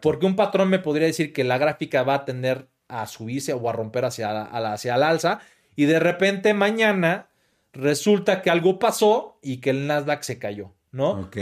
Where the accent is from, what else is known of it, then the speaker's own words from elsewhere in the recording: Mexico; como mexicano